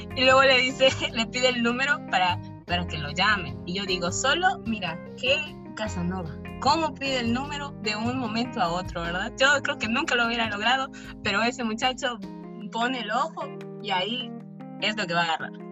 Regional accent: Mexico; yo vengo de México

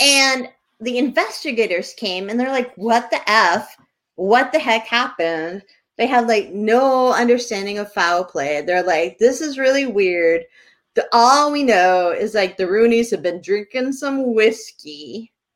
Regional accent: Bedford, New Hampshire, United States; now in Bar Harbor, United States; in bedford new hampshire when i was growing up

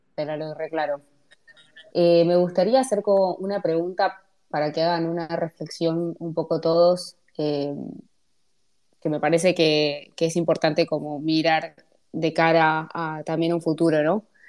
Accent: Buenos Aires, Argentina; yo soy de Lugano

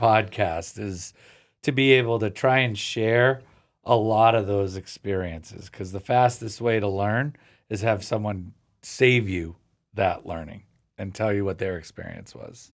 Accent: Cape Cod, Massachusetts, United States; growing up on the Cape is different. I live closer to the city now

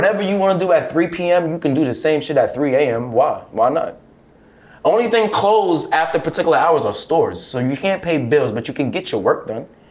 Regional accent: New York City, New York, United States; I come from Flex in Brooklyn. Like, that's the kind of era of Brooklyn I am

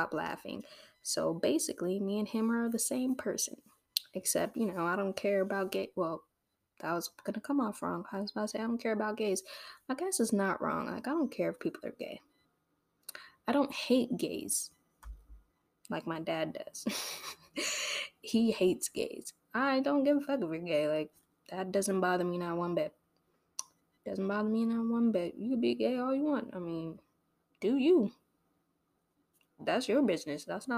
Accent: Torrance, California, United States; also born or lived in Los Angeles, United States; now in Orange County, United States; I grew up in Torrance

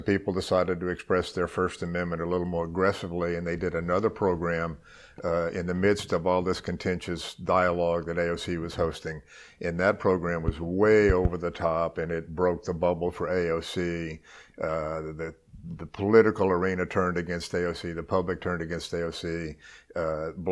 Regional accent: New Orleans, Louisiana, United States; also born or lived in Mississippi / Lafayette, Louisiana; I was born in Mississippi, long enough ago to have forgotten most of that stuff. But I grew up in New Orleans, went to high school

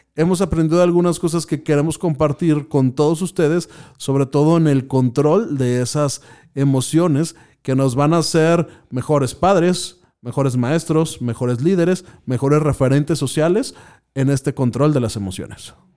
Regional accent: Mexico; somos mexicanos y por lo tanto lo que estamos viviendo pues es simplemente el hecho de ser mexicanos

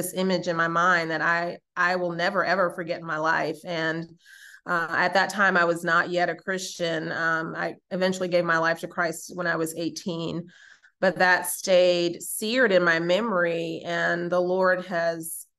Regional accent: New York, United States; I was raised in New York

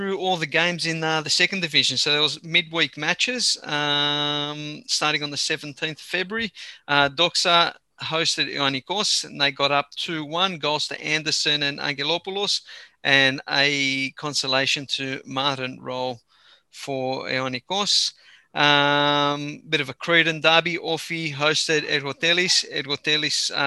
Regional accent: Australia; I'm Australian. I'm Greek, but I'm born and raised here

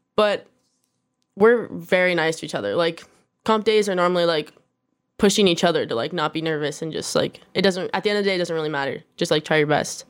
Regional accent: Corona, California, United States; now in Downey, United States; I was born in Corona, California

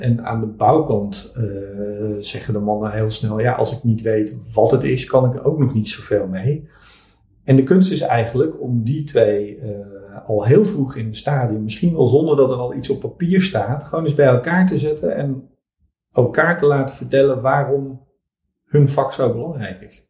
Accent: Vlissingen, Zeeland, Netherlands; also born or lived in Middelburg; geboren in Middelburg, 1973. Mhm. Eh, ik ben opgegroeid in Vlissingen.

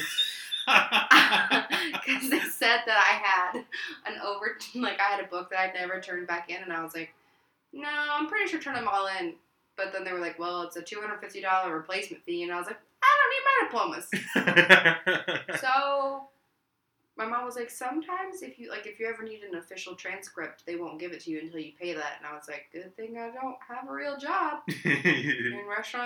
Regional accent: Louisville, Kentucky, United States; moved away; I'm from Louisville

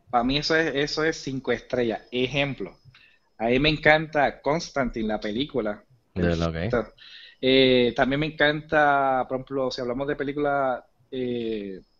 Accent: Humacao, Puerto Rico; Humacao, Puerto Rico, Humacao.

